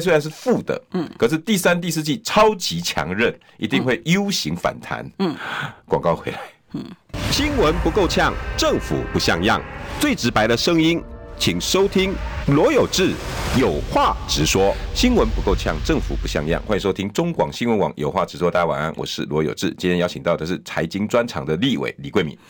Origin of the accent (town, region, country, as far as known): Taiwan